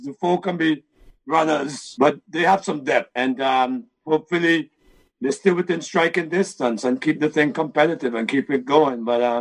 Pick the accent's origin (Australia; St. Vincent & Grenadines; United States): St. Vincent & Grenadines; I'm from Vincey